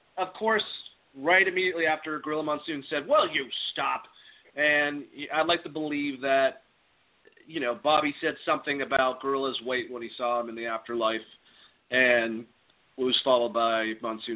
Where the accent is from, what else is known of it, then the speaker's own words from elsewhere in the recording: Boston, Massachusetts, United States; I'm from Boston